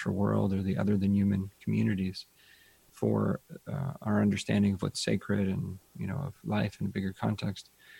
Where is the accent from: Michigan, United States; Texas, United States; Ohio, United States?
Ohio, United States; I grew up in Ohio